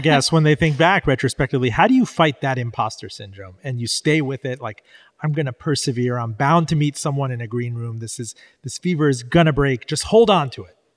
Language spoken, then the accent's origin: English; Miami, Florida, United States; born or raised there